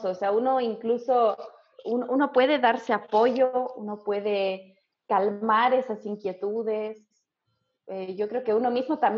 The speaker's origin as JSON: {"language": "Spanish", "region": "La Paz", "country": "Bolivia", "said": "Sí, estudié kinesiología en Bolivia, en la UNSA."}